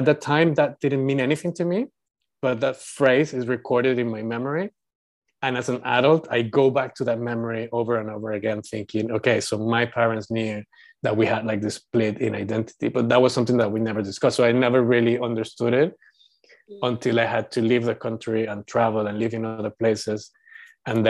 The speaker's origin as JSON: {"language": "English", "country": "Panama", "tie": "born or raised there", "moved": "yes", "lives_now": "United Kingdom", "said": "I was born in Panama and I consider myself Panamanian."}